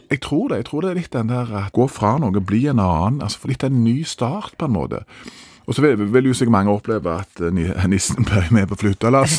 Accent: Norway; vi er nordmenn

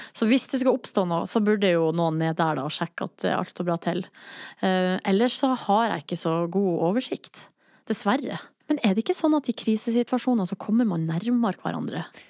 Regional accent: Hamarøy, Nordland, Norway; now in Oslo, Norway; de er hjemme på Hamarøy

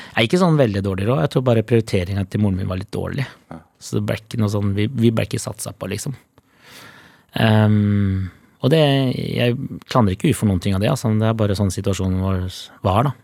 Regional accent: Oslo, Norway; jeg er fra Holmlia

